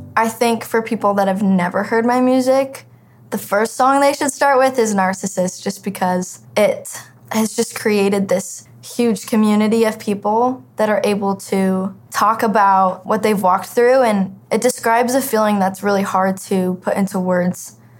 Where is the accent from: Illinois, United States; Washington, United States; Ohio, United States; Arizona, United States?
Arizona, United States; Flagstaff; I'm from Flagstaff, Arizona